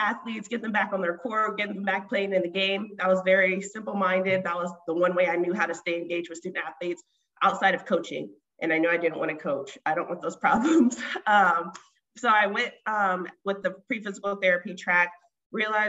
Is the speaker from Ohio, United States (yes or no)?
yes; Columbus, Ohio, United States; I'm from Columbus, Ohio originally